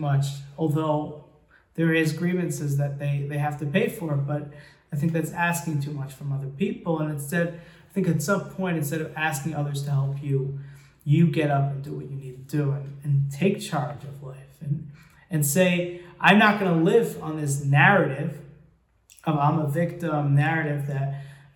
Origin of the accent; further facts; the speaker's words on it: United States; I grew up in America